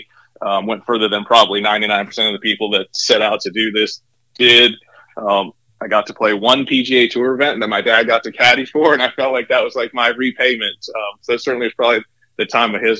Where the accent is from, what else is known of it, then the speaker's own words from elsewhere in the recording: Ontario, Canada; moved away as an adult; also born or lived in Johnson City, Tennessee; now in Knoxville, United States; growing up in Canada